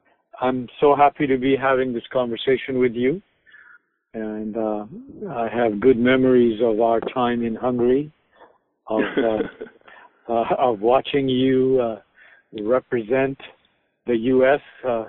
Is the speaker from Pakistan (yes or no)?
yes; Pakistan; also born or lived in India / Turkey / Hawaii; Jeff, I grew up mostly in Pakistan, but also in India, Turkey, and Hawaii. My mother worked for the United Nations.